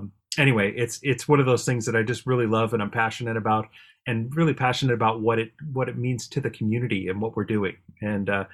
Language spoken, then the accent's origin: English; Bothell, Washington, United States; I grew up in the Bothell area